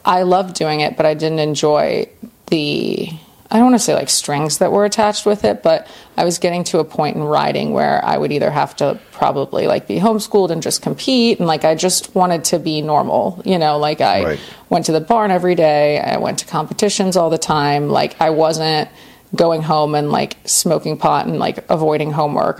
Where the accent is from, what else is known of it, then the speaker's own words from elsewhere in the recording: Winter Park, Florida, United States; I grew up in the States in Central Florida in Winter Park, which is a part of Orlando